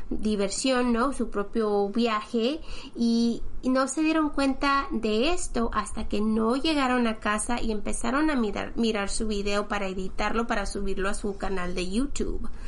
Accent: Florida, United States; ya que nosotros también somos de Florida.

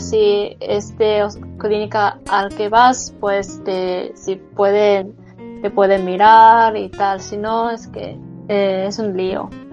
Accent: Japan; Spanish is a second language; yo soy japonesa

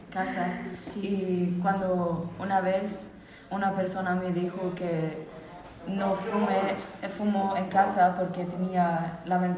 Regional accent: Sweden; Spanish is a second language; moved away as an adult; now in Spain; en mi país, en Suecia

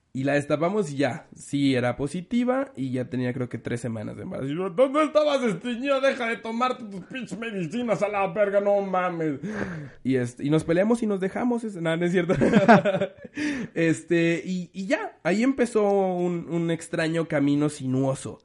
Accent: Mexico; Soy mexicano

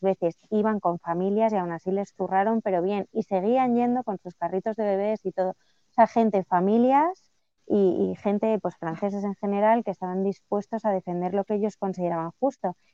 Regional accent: Spain; a mí como española

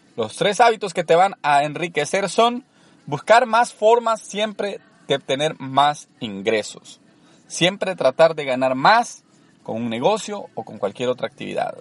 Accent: El Salvador; moved away as an adult; also born or lived in Orange, California; now in United States; Soy originario de El Salvador, tengo viviendo en Estados Unidos más de una década

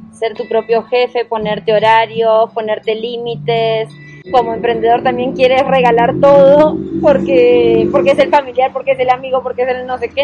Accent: Villa Gesell, Buenos Aires Province, Argentina; moved away as an adult; also born or lived in Colombia; now in Chía, Colombia; Yo soy de Argentina, de, Villa Gesell, Buenos Aires. De la costa argentina fría

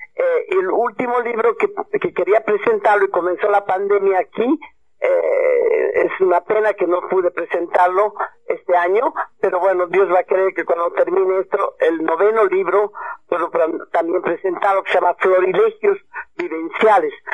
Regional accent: Cochabamba, Bolivia; moved away as an adult; also born or lived in Morocco / Europe / Australia; aquí ahora estoy en mi tierra natal, en mis raíces

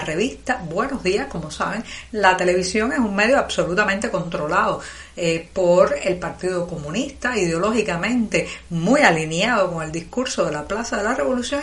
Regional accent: Cuba; also born or lived in Havana; cubana, periodista, ciudadana

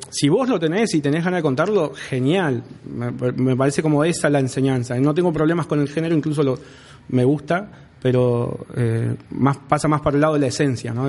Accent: Rawson, Chubut, Argentina; yo soy de Rawson

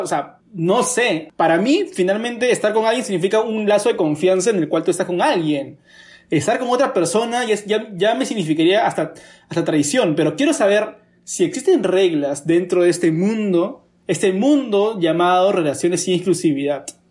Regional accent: Lima, Peru; como sociedad limeña

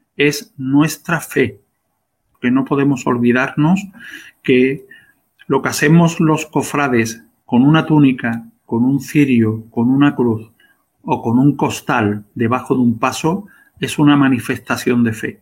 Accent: Seville, Andalusia, Spain; en la calle Correduría, donde yo nací

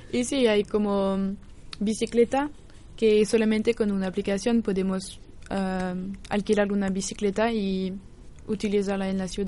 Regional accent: Angers, Pays de la Loire, France; Spanish is a second language; Angers. Angers. Sí.

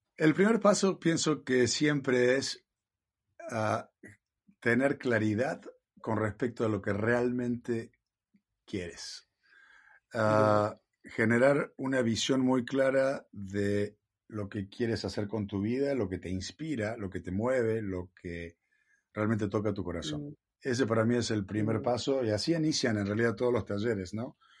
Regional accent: Villa María, Córdoba, Argentina; now in California, United States; nací en Argentina, en Villa María, Córdoba

